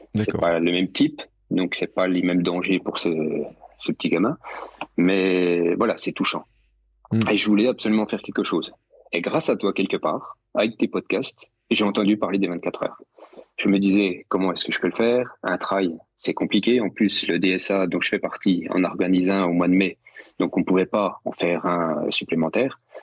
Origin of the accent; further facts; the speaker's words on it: Bourgogne-Franche-Comté, France; Je suis de Franche-Comté, je suis juste à côté de Morteau